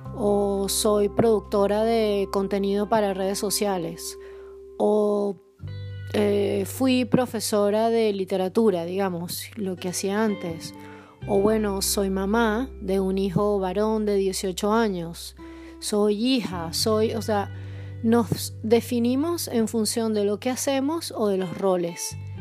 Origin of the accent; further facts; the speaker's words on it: Caracas, Capital District, Venezuela; also born or lived in southern Poland; now in Poland; soy caraqueña y grabo desde el sur de Polonia